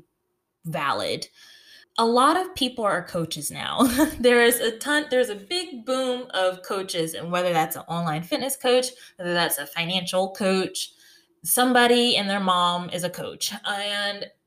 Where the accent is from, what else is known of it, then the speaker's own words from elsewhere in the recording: United States; now in North Carolina, United States; I'm from the North. So in the DC, Baltimore region, but I live in North Carolina